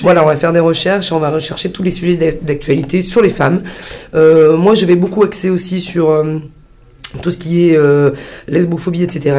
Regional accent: Sicily, Italy; chez nous en Sicile

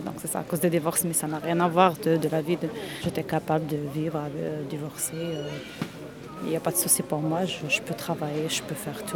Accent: Oran, Oran Province, Algeria; moved away as an adult; now in France; Je suis née en Algérie, grandi en Algérie

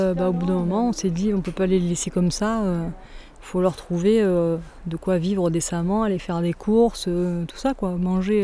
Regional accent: Saint-Léger-du-Ventoux, Provence-Alpes-Côte d'Azur, France; also born or lived in Brantes; j'ai grandi à Saint-Léger, qui est le petit village à côté.

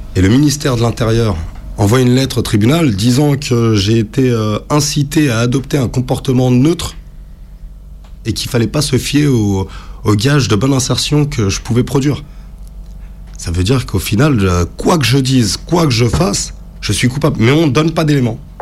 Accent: France; je suis né en France.

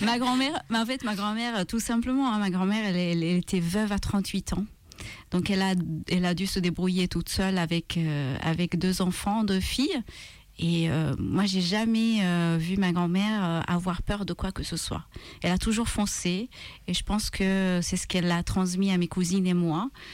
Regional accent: Malta; French is a second language; moved away; Je viens de Malte

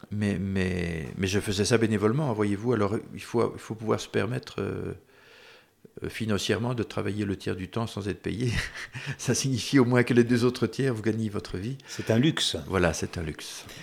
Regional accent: Wallonia, Belgium; En, Belgique francophone, on, se sent euh, chez nous en France, on regarde les mêmes émissions, on lit les mêmes livres, on, lit les mêmes journaux.

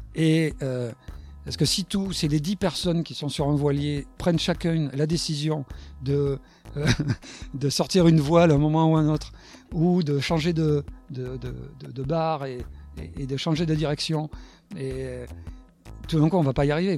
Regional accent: Bordeaux, Nouvelle-Aquitaine, France; je suis né à Bordeaux. J'aime bien dire que je suis gascon.

